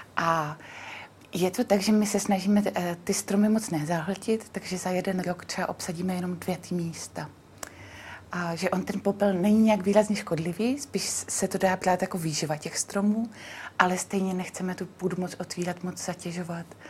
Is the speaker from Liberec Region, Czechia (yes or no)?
no; Znojmo, South Moravian Region, Czechia; já jsem taky ze Znojma